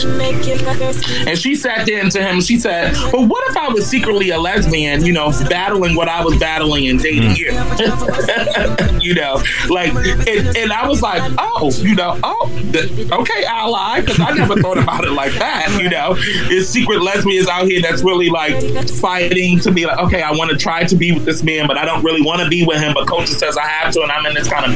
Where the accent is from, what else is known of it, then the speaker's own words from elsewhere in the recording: New York City, New York, United States; I'm from Flatbush, Brooklyn